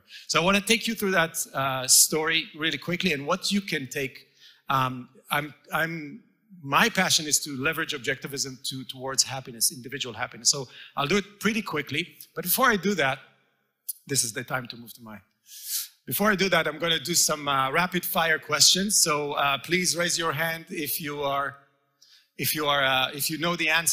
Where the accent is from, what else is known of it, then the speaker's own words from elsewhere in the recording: Israel; moved away; It was a commune that I grew up in Israel, a real communist settlement